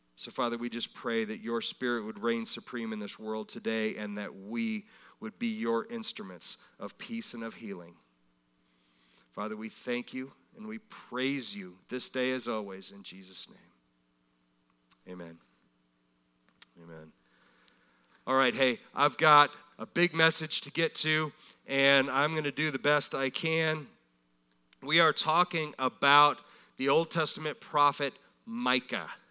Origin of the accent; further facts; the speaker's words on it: United States